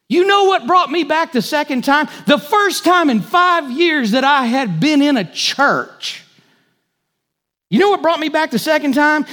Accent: United States; As good American Christians

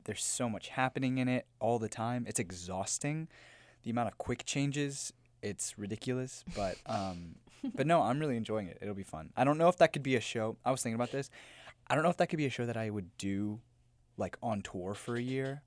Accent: Memphis, Tennessee, United States; moved away; I'm from Memphis, Tennessee.

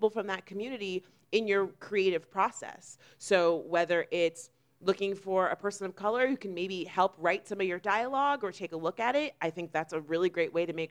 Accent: Florida, United States; we are actually both from Florida

